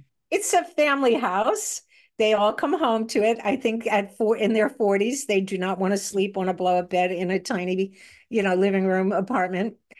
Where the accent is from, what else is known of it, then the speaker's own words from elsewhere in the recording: Manhasset, New York, United States; also born or lived in Brooklyn, New York; I grew up in, on Long Island in a place called Manhasset, although I did start off in Brooklyn